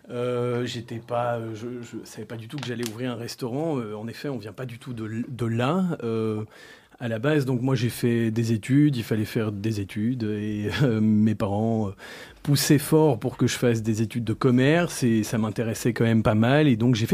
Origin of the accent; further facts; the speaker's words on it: Brussels, Brussels-Capital Region, Belgium; je suis né à Bruxelles, j'ai grandi à Bruxelles, j'étais à l'école européenne, euh, donc c'était une super éducation. En fait, j'ai, bon, mon père est belge d'origine russe et ma mère est thaïlandaise. donc voilà, je suis un, petit mélange et j'ai grandi à Bruxelles